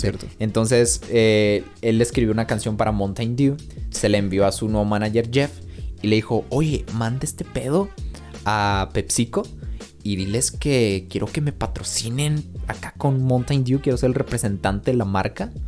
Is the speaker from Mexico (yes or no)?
yes; Mexico; soy mexicano